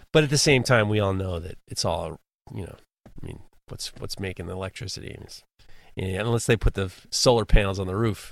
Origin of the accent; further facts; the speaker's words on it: New York, United States; I'm from New York.